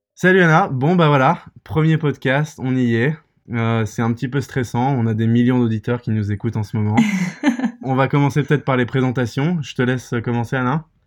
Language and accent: French; Paris, Île-de-France, France; moved away as an adult; also born or lived in England / United States; je viens de Paris, j'ai fait mes études en Angleterre et puis aux États-Unis.